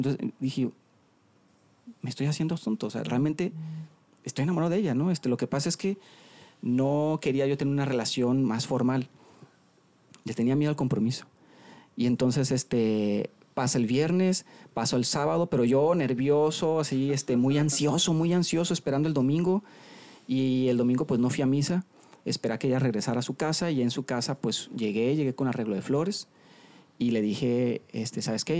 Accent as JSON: {"language": "Spanish", "town": "La Paz", "region": "Baja California Sur", "country": "Mexico", "tie": "born or raised there", "moved": "as an adult", "lives_now": "Monterrey, Mexico", "said": "yo soy de La Paz, Baja California Sur. Ahí, me, ahí nací, ahí me crié hasta los 18 años."}